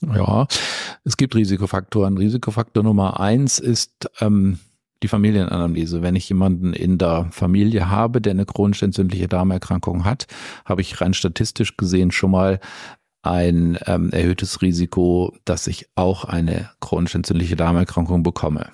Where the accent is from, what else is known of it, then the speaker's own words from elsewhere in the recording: Essen, North Rhine-Westphalia, Germany; also born or lived in Hamburg; now in Stuttgart, Germany; ich bin über einen Zwischenstopp in meiner Heimatstadt in Essen, was meine erste Oberarztstelle war, dann nach Stuttgart gekommen